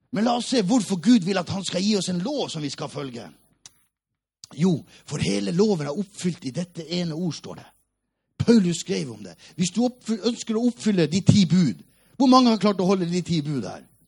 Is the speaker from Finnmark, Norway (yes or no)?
yes; Hammerfest, Finnmark, Norway; moved away; also born or lived in Oslo; Vi var det fattigste av de fattige i Hammerfest by, der jeg kommer fra.